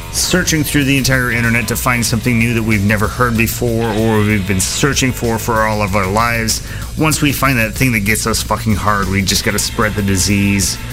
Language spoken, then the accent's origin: English; United States; I'm an American